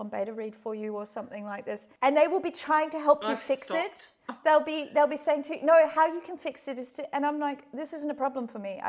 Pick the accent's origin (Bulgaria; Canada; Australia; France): Australia; Perth, Western Australia; moved away; I haven't been back to Perth for a few years